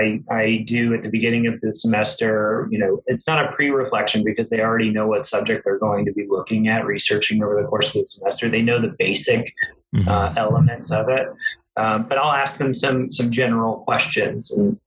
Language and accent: English; Georgia, United States; I grew up in Georgia. People always tell me I don't really have a Southern accent.